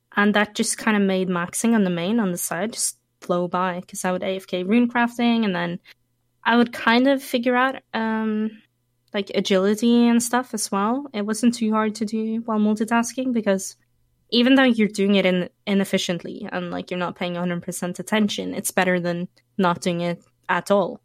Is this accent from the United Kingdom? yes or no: no; Norway; I was born in Norway.